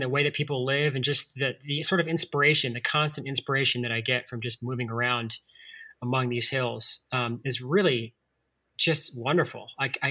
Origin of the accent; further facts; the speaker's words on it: Atlanta, Georgia, United States; now in Asheville, United States; I grew up in Atlanta in the suburbs